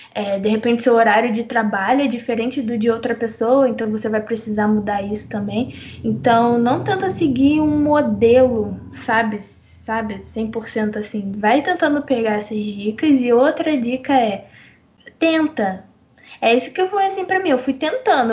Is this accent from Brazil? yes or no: yes; Brazil; a gente é brasileira e brasileiro, brasileira